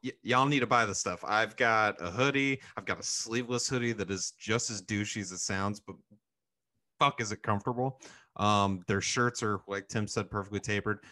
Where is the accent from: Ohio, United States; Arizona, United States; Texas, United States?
Arizona, United States; growing up in Arizona obviously don't have any beaches there